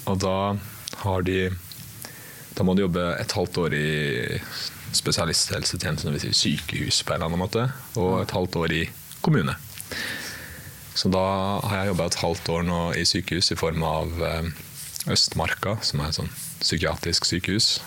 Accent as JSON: {"language": "Norwegian", "country": "Iceland", "also_born_or_lived": "Norway", "said": "Jeg er, eh, jeg er både fra Island og Norge. Så litt av begge deler og ingen av dem samtidig."}